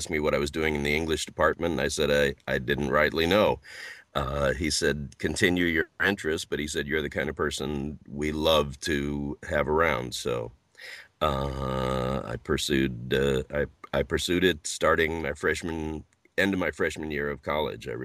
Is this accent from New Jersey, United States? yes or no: no; St. Louis, Missouri, United States; I'm from the middle of the middle, uh, St. Louis, Missouri.